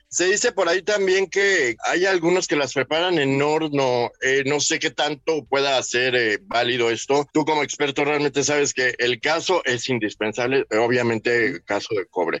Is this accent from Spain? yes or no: no; Mexico; como buenos mexicanos